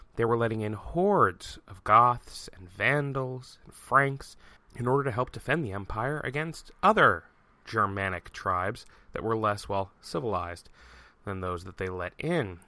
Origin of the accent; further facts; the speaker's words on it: United States; I'm an American